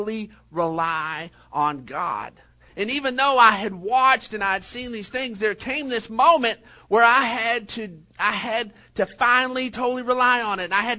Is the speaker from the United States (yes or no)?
yes; Odessa, Texas, United States; Whenever I was graduating from Permian almost decades ago